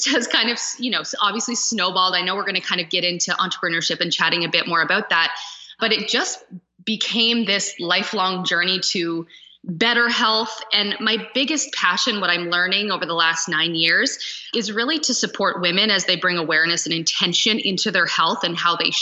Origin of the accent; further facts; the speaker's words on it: Stratford, Ontario, Canada; moved away as an adult; also born or lived in Toronto / Switzerland; And I grew up in the country. Like I grew up just outside of Stratford.